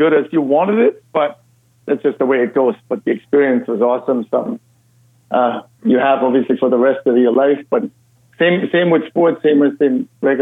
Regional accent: Austria; English is a second language; moved away as an adult; also born or lived in Massachusetts; now in United States; as you can probably hear by my accent, I'm actually Austrian by birth

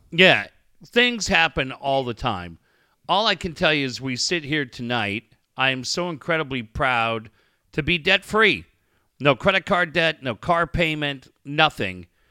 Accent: Encinitas, California, United States; lived in my hometown, Encinitas

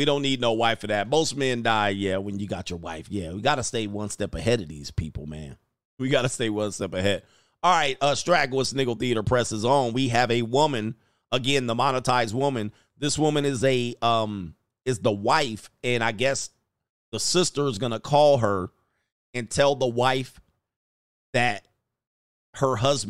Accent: West Coast, United States; I grew up on the West Coast. I lived everywhere, by the way.

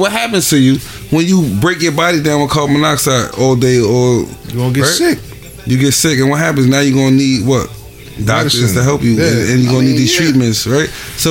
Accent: New York City, New York, United States; also born or lived in Honduras; I'm from Staten Island, the worst place in New York City, the most racist place in New York City.

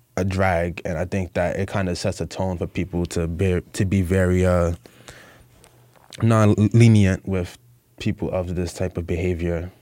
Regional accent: New York City, New York, United States; I am from the Bronx, New York

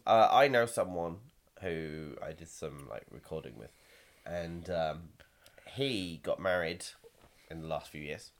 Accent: United Kingdom; we're British

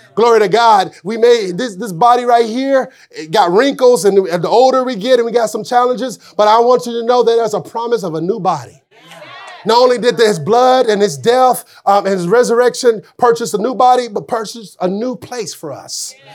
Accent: Arkansas, United States; I'm from Arkansas

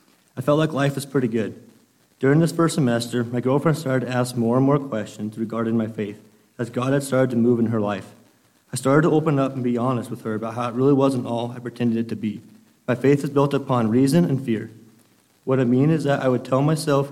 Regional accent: Imperial, United States; I was raised here in Imperial

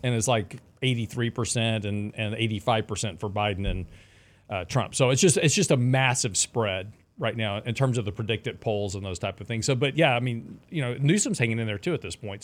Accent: Lake Jackson, Texas, United States; I grew up in Lake Jackson, which is about an hour, if you don't know where that is, it's on the coast on south, uh, south of Houston.

